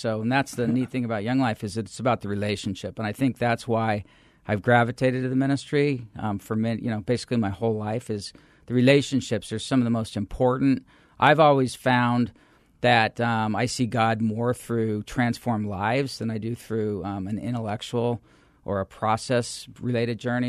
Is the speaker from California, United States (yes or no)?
no; Phoenix, Arizona, United States; I'm a third generation Phoenician, so there's not a lot of us